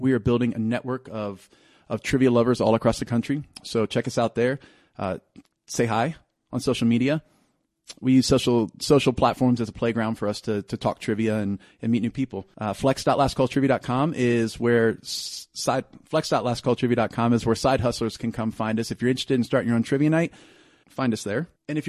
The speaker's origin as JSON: {"language": "English", "town": "San Antonio", "region": "Texas", "country": "United States", "tie": "born or raised there", "said": "I grew up in San Antonio."}